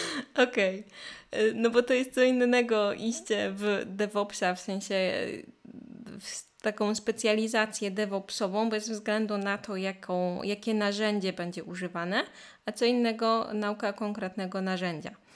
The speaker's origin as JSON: {"language": "Polish", "country": "Poland", "first_language": "Polish", "said": "nasz ojczysty język"}